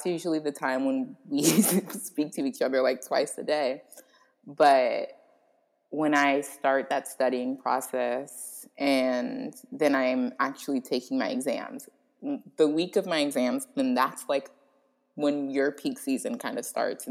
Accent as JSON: {"language": "English", "region": "Florida", "country": "United States", "said": "I'm from Florida."}